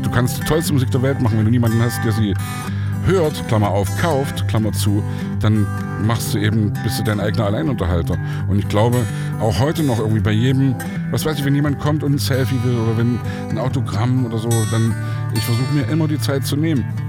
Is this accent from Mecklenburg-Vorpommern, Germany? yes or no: no; Saxony, Germany; ich komme aus Sachsen